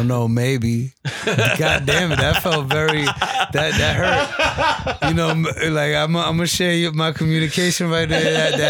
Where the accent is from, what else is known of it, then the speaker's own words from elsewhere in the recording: Brooklyn, New York, United States; accent: Brooklyn; Like, you know, I'm from Brooklyn, B. And people be like, yo, that sound like a Brooklyn dude right there.